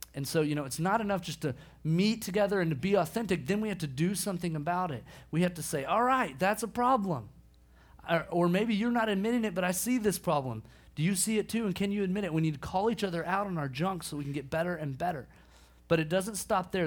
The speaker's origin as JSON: {"language": "English", "town": "Bartlesville", "region": "Oklahoma", "country": "United States", "tie": "born or raised there", "moved": "yes", "lives_now": "Dallas, United States", "said": "My hometown, Bartlesville, Oklahoma"}